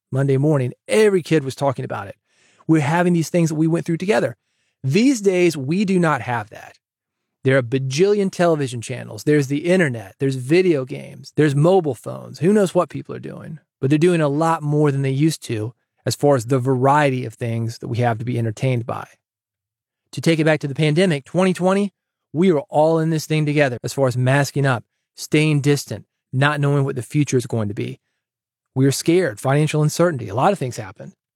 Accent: Nashville, Tennessee, United States; kid growing up in Nashville

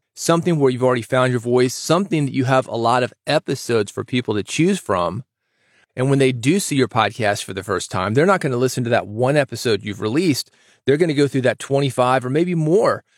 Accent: the South, United States; I'm from the South.

